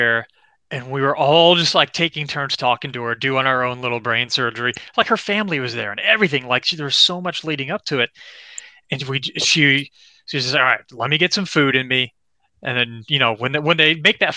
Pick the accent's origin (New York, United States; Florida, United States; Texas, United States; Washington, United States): Florida, United States; I'm from Florida